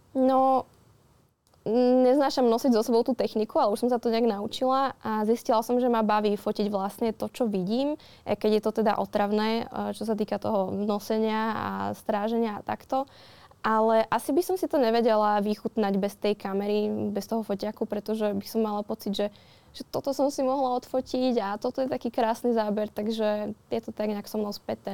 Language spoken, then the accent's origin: Slovak; Modra, Bratislava Region, Slovakia; modrá tá má tak 9 tisíc